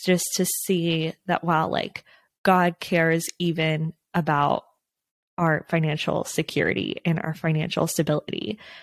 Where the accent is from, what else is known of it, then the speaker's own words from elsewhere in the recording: Texas, United States; now in Los Angeles area, United States; I'm from Texas